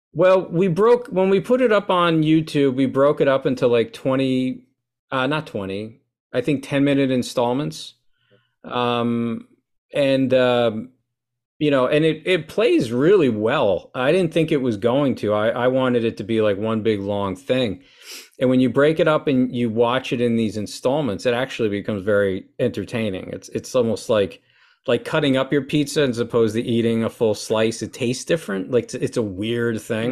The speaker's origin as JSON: {"language": "English", "town": "Lincoln Park", "region": "New Jersey", "country": "United States", "tie": "born or raised there", "said": "I was born and raised in Lincoln Park, New Jersey, uh, by Wayne"}